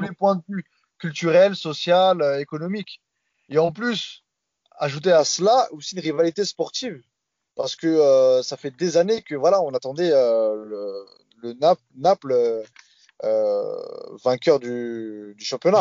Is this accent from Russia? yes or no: no; Marseille, Provence-Alpes-Côte d'Azur, France; en tant que Marseillais